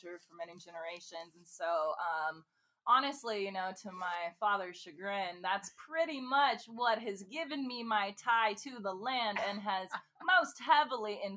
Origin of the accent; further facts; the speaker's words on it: Visalia, California, United States; moved away as an adult; now in Los Angeles, United States; I'm actually from a small town called Visalia